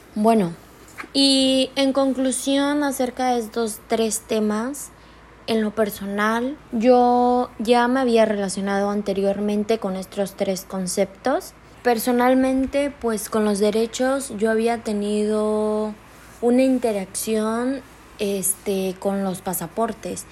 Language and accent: Spanish; Chiapas, Mexico; yo tengo acceso al ISTECH porque soy de Chiapas